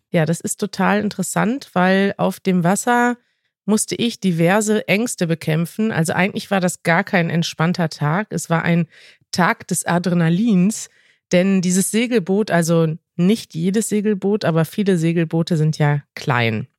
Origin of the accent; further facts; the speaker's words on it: Münster, North Rhine-Westphalia, Germany; moved away; in meiner Heimatstadt